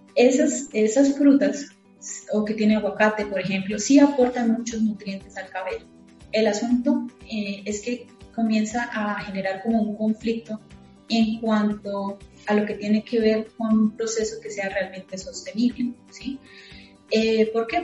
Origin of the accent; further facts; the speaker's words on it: Colombia; yo soy colombiana